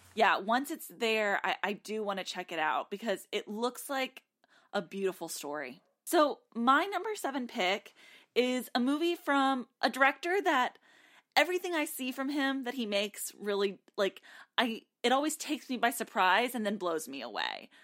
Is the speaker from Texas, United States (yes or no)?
yes; Texas, United States; now in Nashville, United States; I grew up in Texas